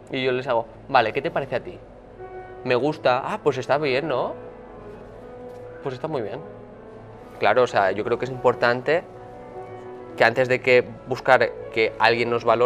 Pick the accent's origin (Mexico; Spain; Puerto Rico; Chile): Spain; northern Spain; porque soy del norte de España y estaba lloviendo todos los santos días, y todo es verde porque todo es bosque, fenomenal.